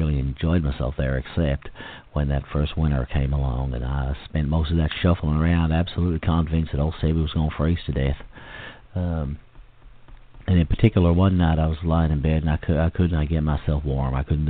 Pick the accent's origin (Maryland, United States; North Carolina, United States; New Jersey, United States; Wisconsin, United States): Maryland, United States; also born or lived in South Carolina; I grew up in the South, in places like Harford County, Maryland, and Baltimore, and South Carolina.